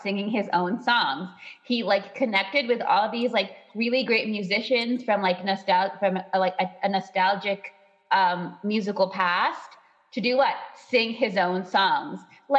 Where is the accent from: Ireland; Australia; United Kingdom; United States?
Ireland; I am from Ireland.